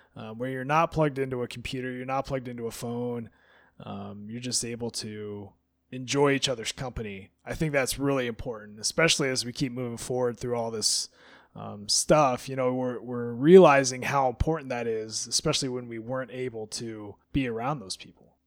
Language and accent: English; Alaska, United States; growing up in Alaska